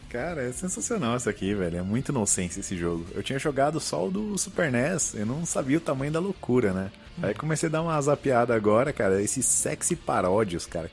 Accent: Barbacena, Minas Gerais, Brazil; quando eu era criança lá em Barbacena

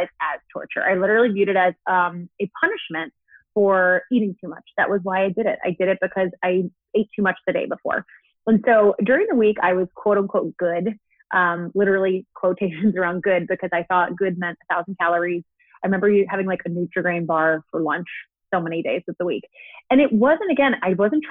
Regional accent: New York, United States; moved away as an adult; also born or lived in San Diego; I'm from New York, born and raised, and I moved to San Diego

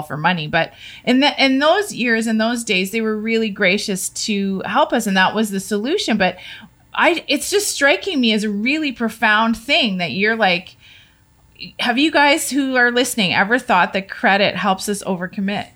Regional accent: Canada; we as a Canadian family

